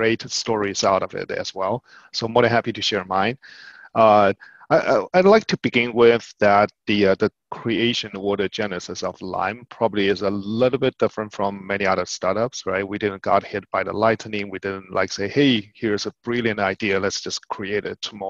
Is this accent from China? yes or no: yes; China; moved away as an adult; now in United States; We grew up in China, moving in the US in our adulthood